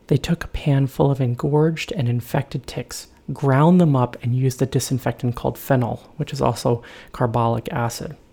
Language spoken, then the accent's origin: English; North Carolina, United States; I'm from North Carolina